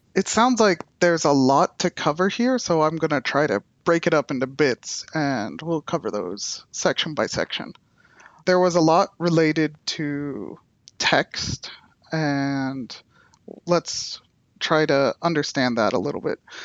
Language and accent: English; United States; I'm from the United States